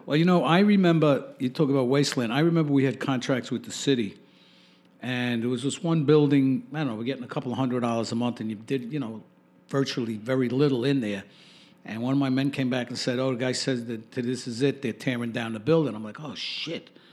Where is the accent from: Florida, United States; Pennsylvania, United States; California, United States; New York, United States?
New York, United States; New York City; Growing up in Brooklyn, for me, was a good experience for the most part